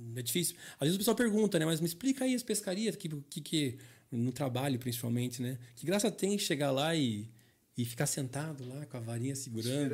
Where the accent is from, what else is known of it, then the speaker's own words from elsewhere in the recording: Curitiba, Paraná, Brazil; Eu me criei aqui no Vila Oficinas, perto da rede, perto da Rumo, que é onde eu trabalho hoje